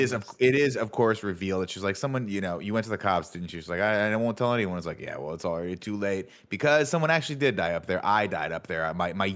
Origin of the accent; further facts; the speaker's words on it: South London, London, United Kingdom; I'm from South London.